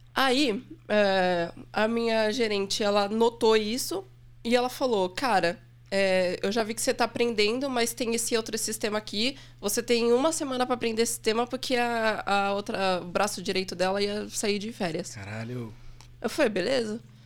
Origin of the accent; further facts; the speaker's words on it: Santos, São Paulo, Brazil; moved away as an adult; also born or lived in São Vicente; now in São Paulo, Brazil; eu sou do litoral de São Paulo, nasci em São Vicente. Morei minha vida toda em Santos